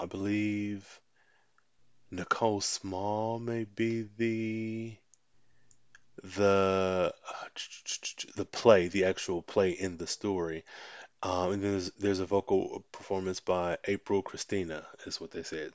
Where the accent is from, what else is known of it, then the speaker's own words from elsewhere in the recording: United States; I'm American